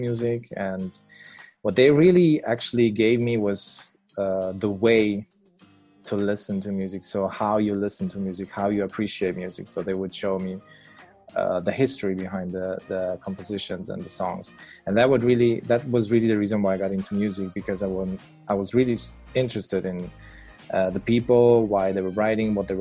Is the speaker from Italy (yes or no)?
yes; Italy; moved away as an adult; also born or lived in Switzerland; now in Netherlands; I was born in Switzerland and I grew up in Italy.